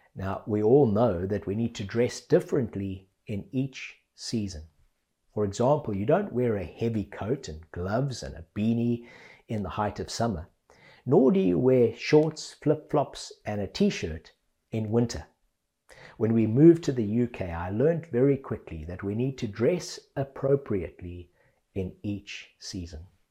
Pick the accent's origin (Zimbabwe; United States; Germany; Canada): Zimbabwe; now in England, United Kingdom; I grew up in Zimbabwe